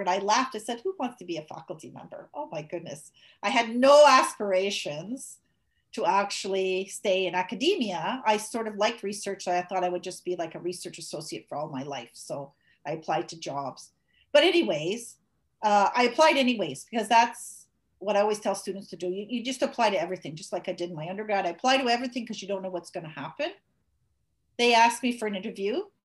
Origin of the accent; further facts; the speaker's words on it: Montreal, Quebec, Canada; moved away; I grew up in Montreal